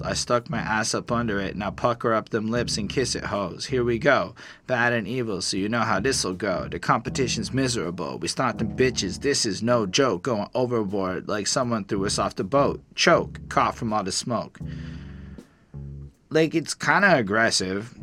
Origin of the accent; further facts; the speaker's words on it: Canada; I'm a Canadian liberal